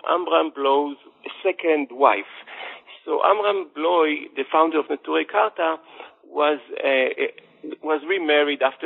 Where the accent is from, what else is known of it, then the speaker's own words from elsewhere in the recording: Jerusalem, Jerusalem District, Israel; I was born and raised in Jerusalem into a secular family, not an Orthodox family